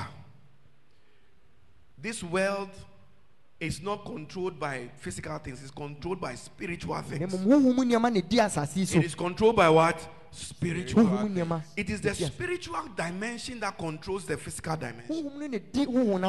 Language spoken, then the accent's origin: English; Ghana; I am a Ghanaian